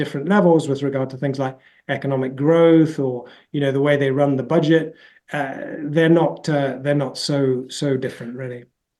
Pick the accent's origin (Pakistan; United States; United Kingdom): United Kingdom; I mean, I'm British.